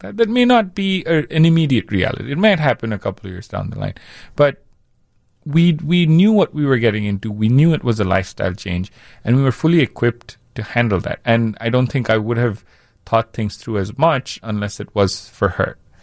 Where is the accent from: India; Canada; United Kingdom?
India; now in Chicago, United States; growing up in India